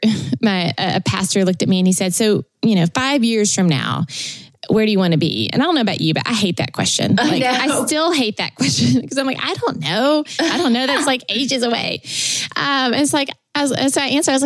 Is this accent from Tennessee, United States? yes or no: yes; Tennessee, United States; moved away as an adult; also born or lived in California; I was born in Tennessee